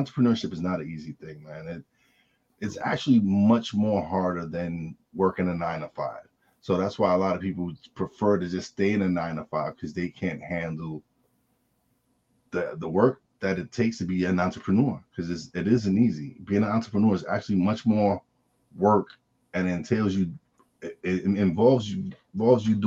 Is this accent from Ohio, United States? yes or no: no; New York City, New York, United States; I say I'm from Brooklyn